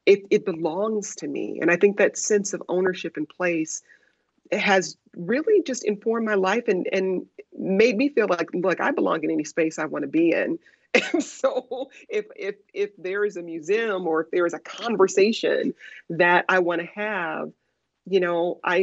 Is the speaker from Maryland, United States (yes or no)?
no; Detroit, Michigan, United States; also born or lived in Chicago; now in Washington, D.C., United States; I grew up, like you said, on the West Side, and my mom really thought it was important for us to experience all Detroit had to offer